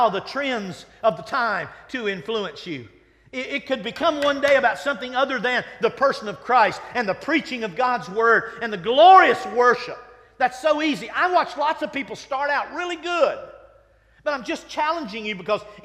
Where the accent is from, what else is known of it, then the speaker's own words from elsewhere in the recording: Winston-Salem, North Carolina, United States; I grew up in Winston-Salem.